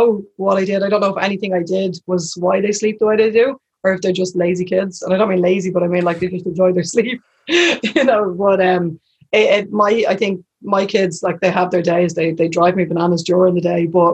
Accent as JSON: {"language": "English", "town": "Dublin", "region": "Leinster", "country": "Ireland", "lives_now": "Tallaght, Ireland", "said": "I'm from Crumlin originally, I live in Tala"}